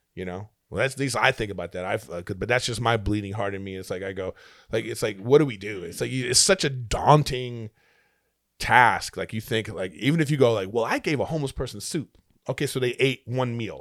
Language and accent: English; Los Angeles, California, United States; I'm from, just from L